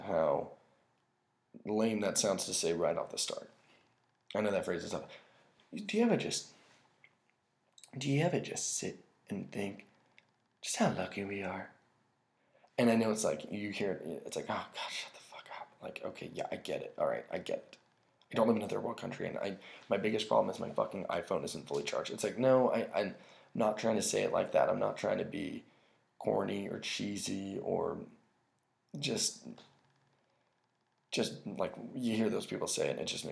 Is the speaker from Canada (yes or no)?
no; United States; we're so American